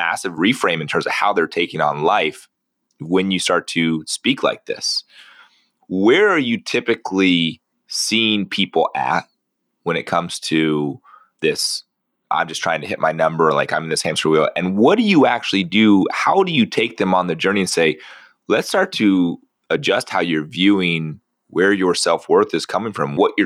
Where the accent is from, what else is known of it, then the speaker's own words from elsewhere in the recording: San Diego, California, United States; I grew up down in San Diego